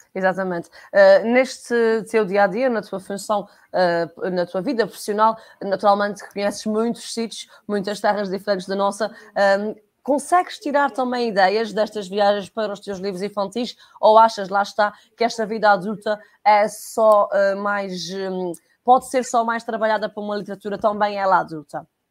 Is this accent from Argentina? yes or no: no; Portugal; enquanto portugueses de Portugal